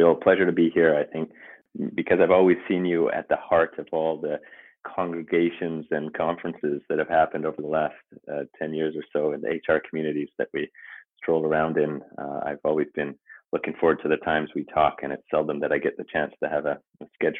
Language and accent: English; Papua New Guinea; also born or lived in Canada; I'm Canadian, but I grew up overseas in the South Pacific, in Papua New Guinea, in the jungles.